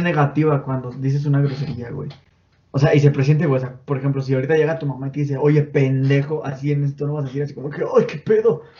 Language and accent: Spanish; Mexico